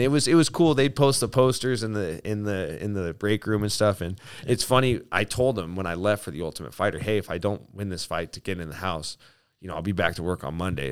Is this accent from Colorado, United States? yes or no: yes; Aurora, Colorado, United States; also born or lived in Spokane; I was born in Aurora, Colorado